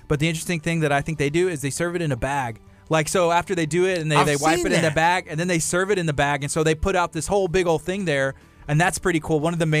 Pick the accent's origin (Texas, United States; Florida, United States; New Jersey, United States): Texas, United States; La Marque; now in League City, United States; I grew up in Lamarck. I live in Leak City.